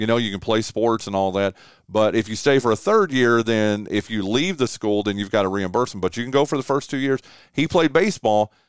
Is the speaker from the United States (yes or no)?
yes; Northwestern North Carolina, United States; moved away as an adult; also born or lived in Shelby, North Carolina / Gastonia, North Carolina / Charlotte, North Carolina / Raleigh, North Carolina; now in Kinston, United States; I grew up in Northwestern North Carolina